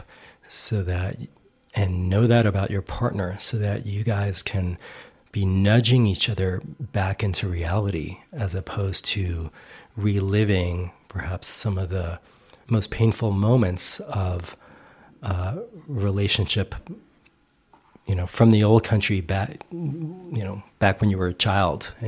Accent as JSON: {"language": "English", "region": "New York", "country": "United States", "said": "I'm from New York, you know, my dad was from the Bronx and my mother's from Brooklyn"}